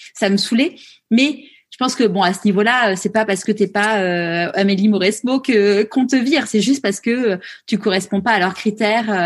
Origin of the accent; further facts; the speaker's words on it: France; nous, en tant que Français